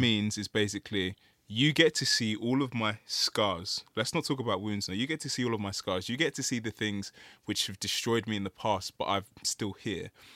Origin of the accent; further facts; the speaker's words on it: Nigeria; we're Nigerian